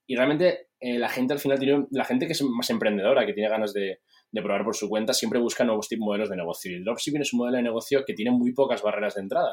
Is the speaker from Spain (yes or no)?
yes; Spain; soy, soy español